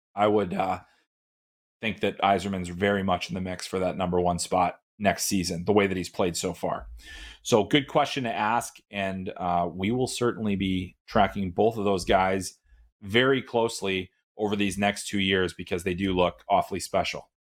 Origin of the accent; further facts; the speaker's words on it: Chicago, Illinois, United States; I grew up in Chicago, um, played junior varsity hockey, uh, at Mount Carmel